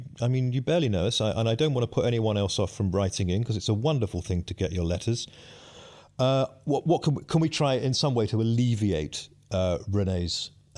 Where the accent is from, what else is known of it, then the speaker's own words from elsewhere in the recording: South East England, United Kingdom; I know a little bit about anarchy. Believe me, I grew up in Kent.